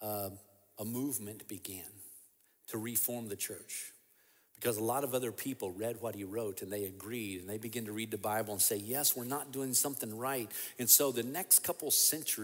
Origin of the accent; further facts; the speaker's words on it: Kentucky, United States; my home state, for example, Kentucky